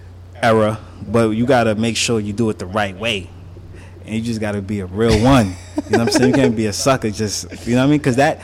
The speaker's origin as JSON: {"language": "English", "region": "New York", "country": "United States", "said": "I'm from New York."}